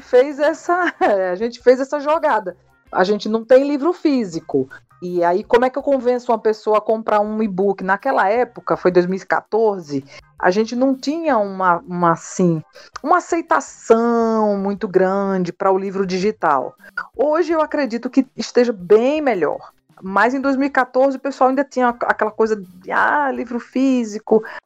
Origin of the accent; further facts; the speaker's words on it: Northeast Brazil, Brazil; nós somos nordestinos, nossa família